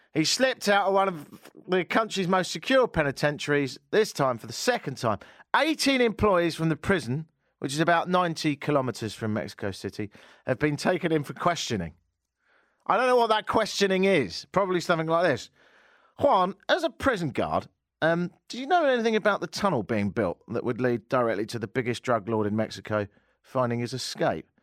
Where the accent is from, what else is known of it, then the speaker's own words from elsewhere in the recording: England, United Kingdom; I am English